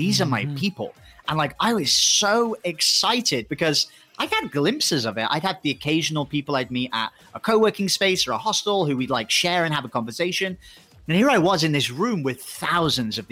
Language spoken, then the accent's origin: English; England, United Kingdom; moved away as an adult; also born or lived in Thailand; I'm going to either have to go back home to England